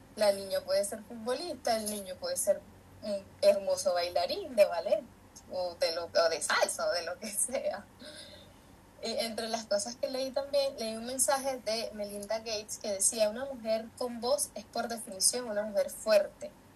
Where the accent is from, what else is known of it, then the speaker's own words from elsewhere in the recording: San Felipe, Yaracuy, Venezuela; moved away as an adult; now in Chile; yo soy de San Felipe, Estado Yaracuy, de Venezuela